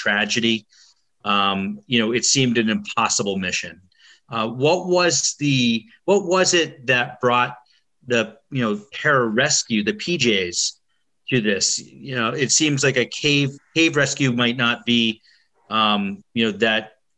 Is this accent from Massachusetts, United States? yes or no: yes; Boston, Massachusetts, United States; I'm from Boston